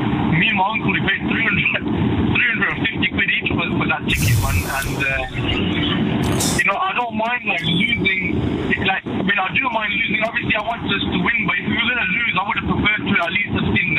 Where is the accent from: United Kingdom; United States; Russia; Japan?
United Kingdom; Birmingham, West Midlands; I come from Birmingham